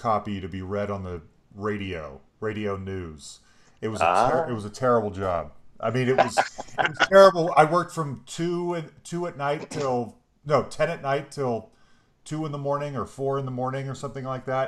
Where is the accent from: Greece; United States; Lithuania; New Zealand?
United States; Concord, California; I grew up in the Bay, in the East Bay, Concord